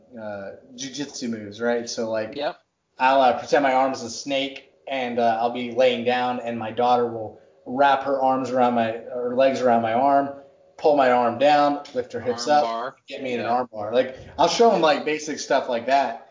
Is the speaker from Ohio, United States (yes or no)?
no; Texas, United States; I grew up in Texas